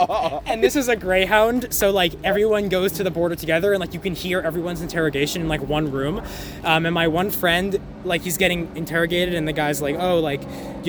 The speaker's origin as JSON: {"language": "English", "town": "Boston", "region": "Massachusetts", "country": "United States", "said": "So I'm from Boston, and so you can't drink legally at age 18, and so we graduated high school after senior year at age 18, and we went to Montreal to party"}